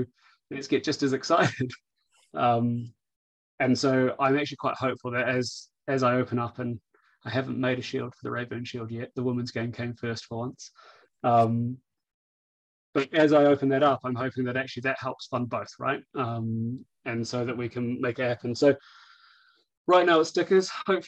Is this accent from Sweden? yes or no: no; New Zealand; let's be honest, I'm a Kiwi.